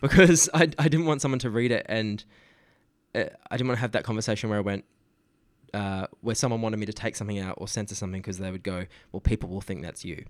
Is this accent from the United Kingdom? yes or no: no; Geraldton, Western Australia, Australia; Geralton's my hometown.